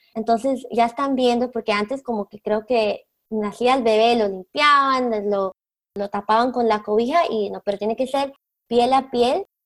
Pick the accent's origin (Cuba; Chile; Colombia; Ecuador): Colombia; now in South Florida, United States; yo soy de Colombia